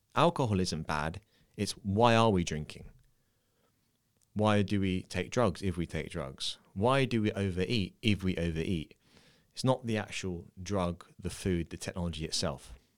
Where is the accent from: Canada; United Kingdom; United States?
United Kingdom; London; moved away; I'm from the U K, I'm from London